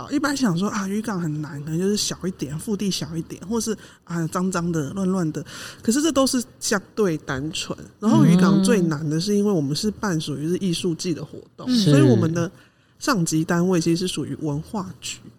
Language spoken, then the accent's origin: Chinese; Yilan County, Taiwan; 我是宜兰人，